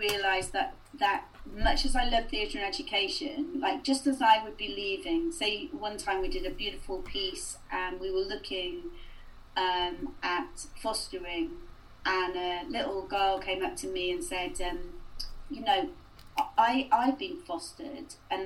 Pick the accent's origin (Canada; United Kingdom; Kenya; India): United Kingdom; Cardiff, Wales; moved away as an adult; also born or lived in Hull; now in South Wales Valleys, United Kingdom; I'm actually from Cardiff, but when I came to the Valleys